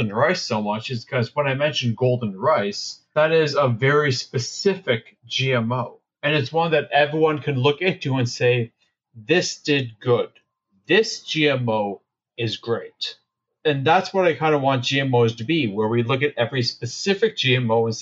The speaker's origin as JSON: {"language": "English", "country": "Canada", "said": "I'm Canadian."}